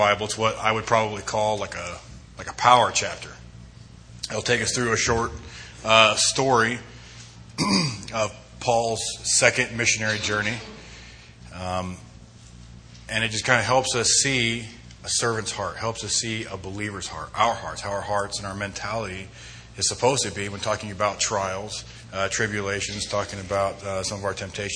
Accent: Homedale, Idaho, United States; moved away as an adult; also born or lived in Twentynine Palms, California; now in Twin Falls, United States; I am from Idaho. I'm actually from Western Idaho, Homedale, to be more specific

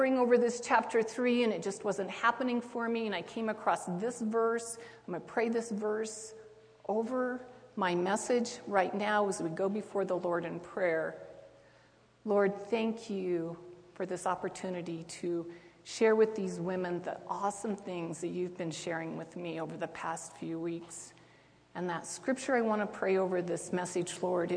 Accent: Twin Falls, Idaho, United States; I'm from Twin Falls

